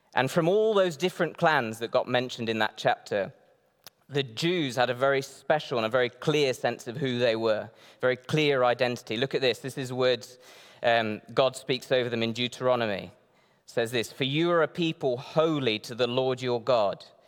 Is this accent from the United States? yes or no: no; Northeast Brazil, Brazil; moved away; I grew up in Brazil, um, in the northeast of Brazil